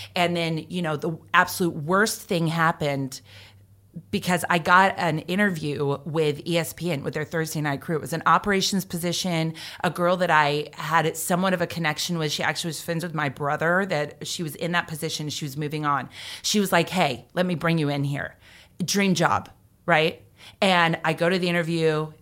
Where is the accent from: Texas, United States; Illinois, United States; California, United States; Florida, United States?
Florida, United States; Jacksonville; I grew up in Jacksonville with U N F